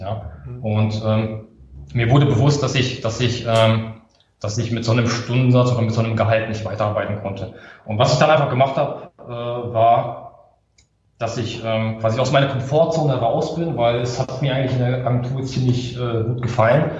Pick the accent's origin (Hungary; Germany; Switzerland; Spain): Germany; Karlsruhe, Baden-Württemberg; ich komme aus Karlsruhe, bin 30 Jahre jung